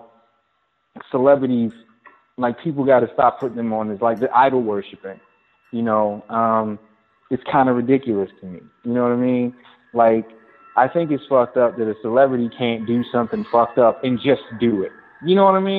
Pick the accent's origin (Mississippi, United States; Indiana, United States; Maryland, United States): Maryland, United States; Baltimore; I'm from Baltimore, I'm a West Sider